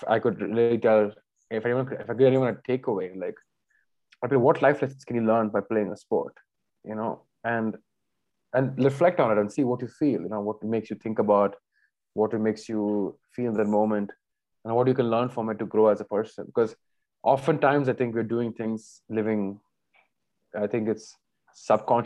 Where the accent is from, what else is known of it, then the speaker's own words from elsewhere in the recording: India; we're both Indian